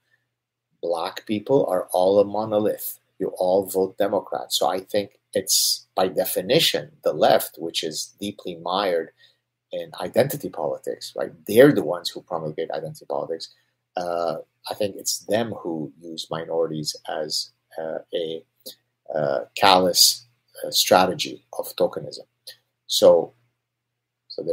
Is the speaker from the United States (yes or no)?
no; Canada; I'm Canadian